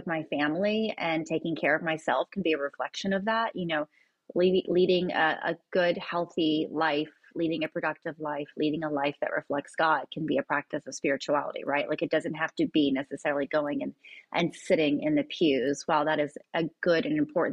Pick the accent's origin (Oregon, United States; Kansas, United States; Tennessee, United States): Tennessee, United States; Kingsport; now in Nashville, United States; a place that I grew up in a small town in East Tennessee